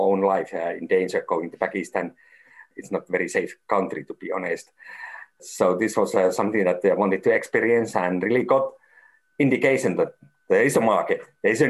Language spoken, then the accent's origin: English; Finland; I'm from Finland, and Finland is always seen as maybe one of the most trustful country